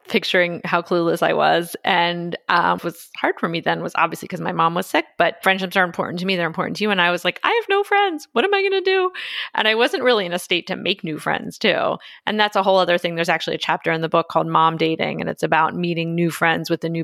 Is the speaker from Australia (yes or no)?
no; Philadelphia, Pennsylvania, United States; I went to Penn undergrad, which is right near where I grew up near Philadelphia.